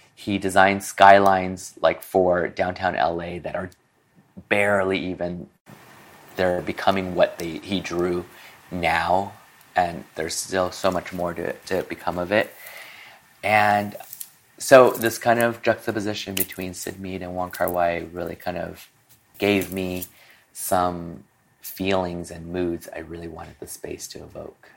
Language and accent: English; Peru; also born or lived in Hong Kong; now in Los Angeles, United States; I was born here in Chinatown, Los Angeles, at um, French Hospital. And two months later, my family decided to continue their journey move to Peru we set up house